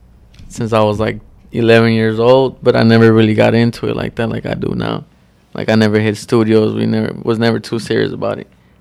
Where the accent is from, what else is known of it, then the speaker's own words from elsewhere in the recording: San Bernardino, California, United States; We grew up towards kind of on the west side of San Bernardino.